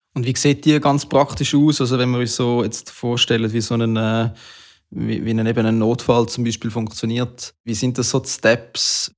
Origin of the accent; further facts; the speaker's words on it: Switzerland; bei uns in der Schweiz